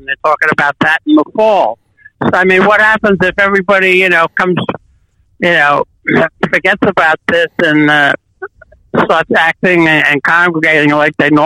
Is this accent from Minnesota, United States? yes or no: no; New York City, New York, United States; I was doubly nervous because it was my hometown